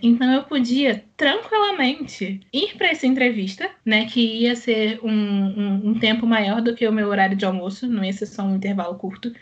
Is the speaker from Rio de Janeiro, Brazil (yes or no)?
yes; Rio de Janeiro, Brazil; eu sou do Rio de Janeiro